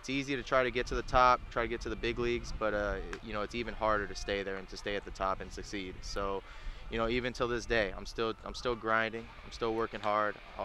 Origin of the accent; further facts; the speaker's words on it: Federal Way, Washington, United States; moved away; also born or lived in Huntington Beach, California; I grew up in Federal Way, Washington. I was born there up until I moved down to Huntington Beach